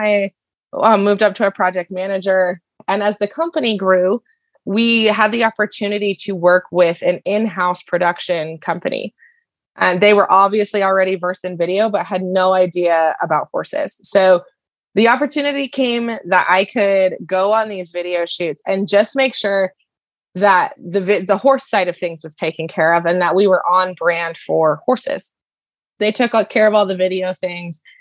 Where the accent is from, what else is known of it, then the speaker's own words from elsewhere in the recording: Denver, Colorado, United States; I grew up in Denver, no horses